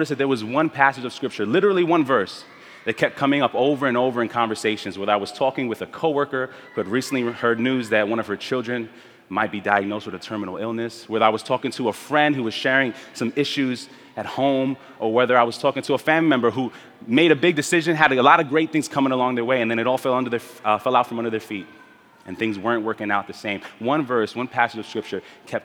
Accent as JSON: {"language": "English", "town": "New York City", "region": "New York", "country": "United States", "tie": "born or raised there", "also_born_or_lived": "Spanish Harlem, New York", "said": "My family and I moved to Brooklyn from Spanish Harlem when I was 5 years old. And I grew up in the Midwood Flatbush neighborhood of Brooklyn"}